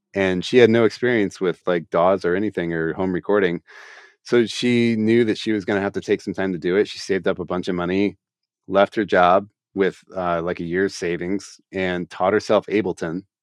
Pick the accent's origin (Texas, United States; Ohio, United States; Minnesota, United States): Ohio, United States; Columbus; my hometown here